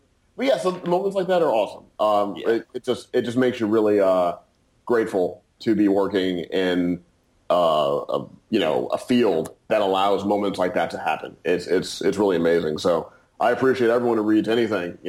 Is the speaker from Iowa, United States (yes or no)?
no; St. Louis, Missouri, United States; I'm from St. Louis